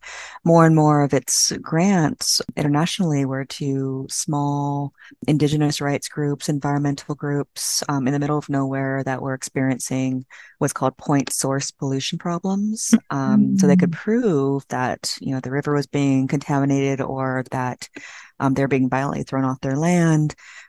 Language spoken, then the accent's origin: English; Orangevale, California, United States; moved away as an adult; also born or lived in San Diego / Washington, D.C.; I grew up in Northern California, in Sacramento, and a little town called Orangevale, which it used to be separate from Sacramento, but now it's like a suburb of Sacramento.